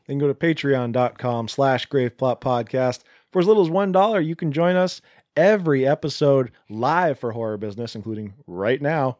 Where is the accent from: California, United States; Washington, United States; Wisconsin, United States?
Washington, United States; Seattle; we're from the Seattle area